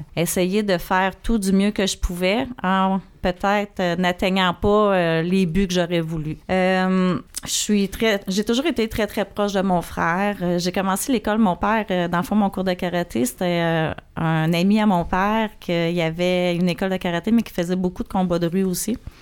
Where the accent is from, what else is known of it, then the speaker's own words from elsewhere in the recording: Saint-Charles-sur-Richelieu, Quebec, Canada; Moi, je suis née à Saint-Charles sur le Richelieu, sur le bord de l'eau